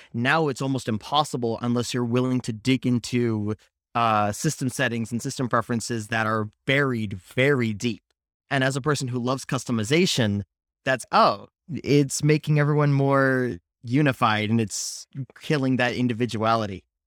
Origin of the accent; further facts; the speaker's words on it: Palo Alto, California, United States; I grew up in Palo Alto, California